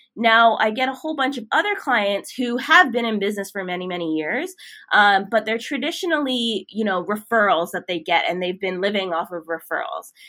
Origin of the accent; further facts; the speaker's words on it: Toronto, Ontario, Canada; moved away as an adult; now in Vancouver, Canada; I am originally from Toronto